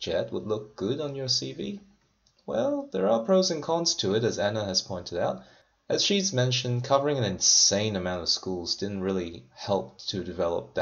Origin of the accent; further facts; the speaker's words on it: Toronto, Ontario, Canada; moved away as an adult; also born or lived in Sapporo, Japan; now in Prince Rupert, Canada; where I grew up in Toronto, of 6 million